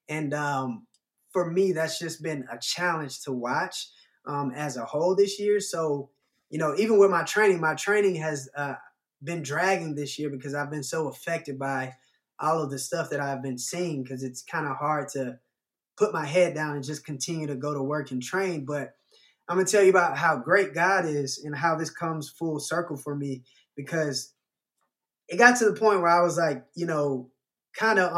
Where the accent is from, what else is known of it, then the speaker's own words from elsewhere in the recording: the South, United States; I guess growing up in the South, uh, more so than the North, it's racism has always been prominent.